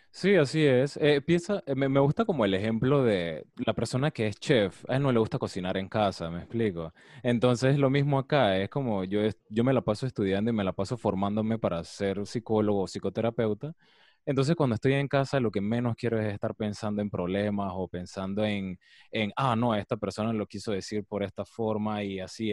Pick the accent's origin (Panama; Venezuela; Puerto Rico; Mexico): Panama; Colón; yo soy de Colón